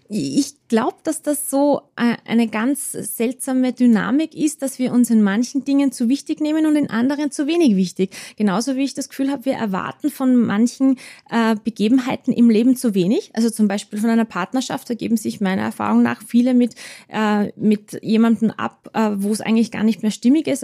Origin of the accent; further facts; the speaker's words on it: Salzburg, Austria; moved away; also born or lived in Vienna; zuerst in Salzburg in meiner Heimatstadt und dann in Wien